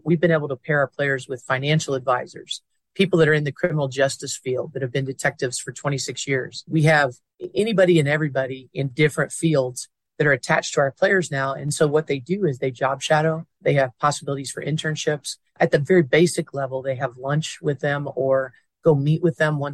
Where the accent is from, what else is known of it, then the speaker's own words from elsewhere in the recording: near Indiana University, United States; moved away; My hometown is near Indiana University